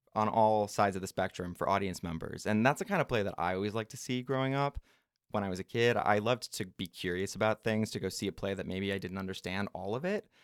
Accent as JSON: {"language": "English", "town": "Minneapolis", "region": "Minnesota", "country": "United States", "tie": "born or raised there", "said": "I am from the Twin Cities, Saint Paul, Minneapolis, Minnesota."}